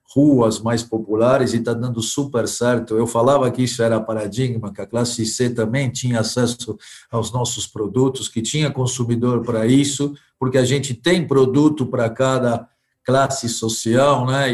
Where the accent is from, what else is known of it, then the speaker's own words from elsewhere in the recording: Argentina; now in Brazil; Eu sou argentino, então eu vivi metade da minha vida aqui e na Argentina